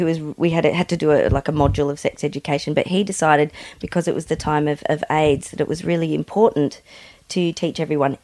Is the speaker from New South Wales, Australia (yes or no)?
no; Mildura, Victoria, Australia; we grew up in Mildura, which is kind of – it was kind of the marijuana capital of Australia at the time